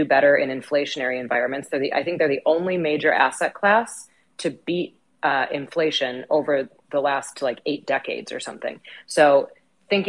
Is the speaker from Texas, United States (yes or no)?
no; Wisconsin, United States; I grew up in Wisconsin.